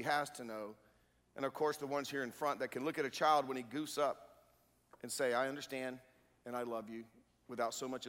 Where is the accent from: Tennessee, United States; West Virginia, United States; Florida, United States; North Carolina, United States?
North Carolina, United States; Durham; I grew up on Austin Avenue in Durham